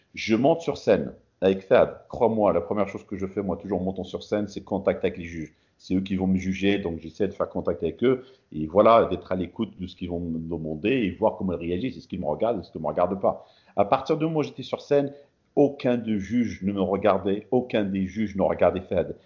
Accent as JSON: {"language": "French", "country": "Morocco", "tie": "born or raised there", "also_born_or_lived": "France", "moved": "yes", "lives_now": "Portland, United States", "said": "représenter mon pays natal"}